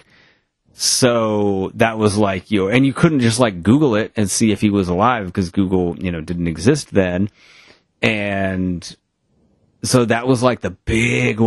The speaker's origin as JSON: {"language": "English", "region": "Maine", "country": "United States", "said": "I am from somewhere in Maine"}